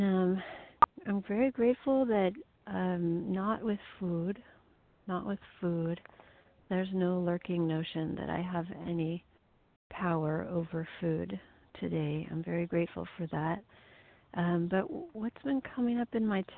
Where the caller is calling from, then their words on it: Missouri, United States; I'm calling from Missouri